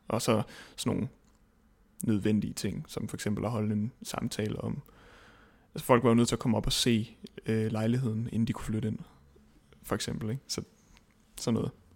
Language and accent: Danish; Svendborg, Southern Denmark, Denmark; moved away; jeg kommer fra Svendborg oprindeligt